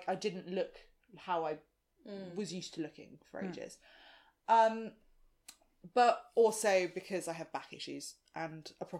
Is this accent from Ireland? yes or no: no; South Africa; I'm South African